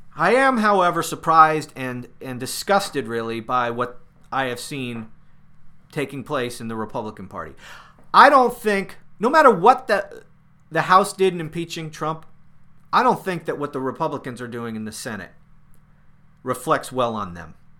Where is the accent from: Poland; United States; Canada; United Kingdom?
United States; I'm an American.